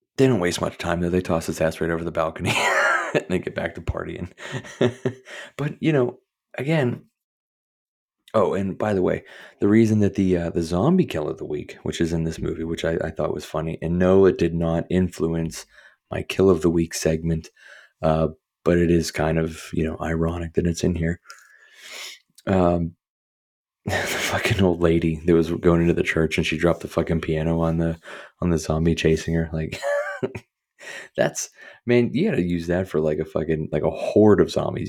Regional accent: Pittsburgh, Pennsylvania, United States; I'm from Pittsburgh

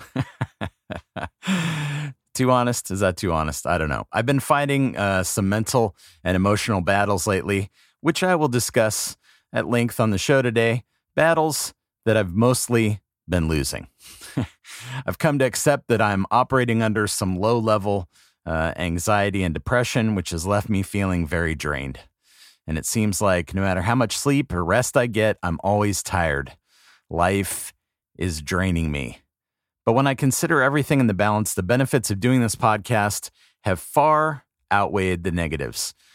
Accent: West Coast, United States; now in East Coast, United States; growing up on the West Coast

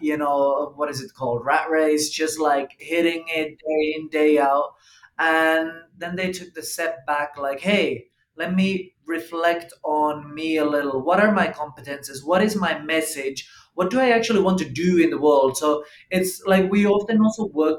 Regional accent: Estonia; moved away; from Estonia, product of importation here to Americas.

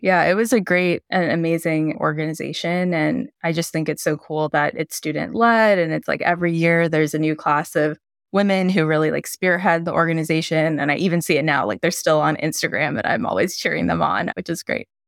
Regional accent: United States; I'm Indian American

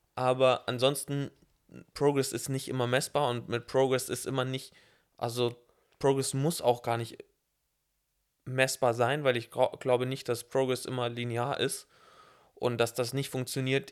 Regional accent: southeast Germany, Germany; ich bin ja aus dem Süden, Ost, da wo es Berge gibt

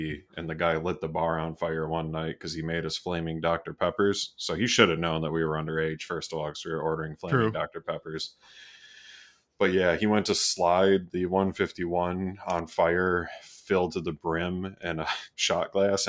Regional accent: Canada; We are Canadian, but we're not big maple syrup people.

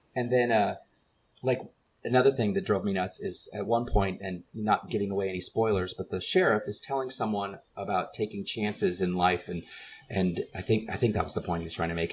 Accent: San Antonio, Texas, United States; growing up in San Antonio

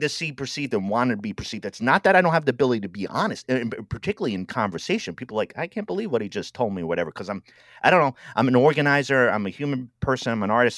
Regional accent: Rhode Island, United States; moved away as an adult; also born or lived in Milwaukee, Wisconsin; I'm from Rhode Island

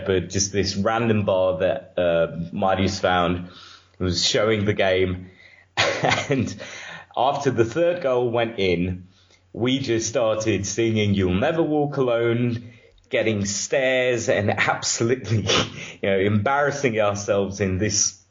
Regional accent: Romania; I'm from Romania

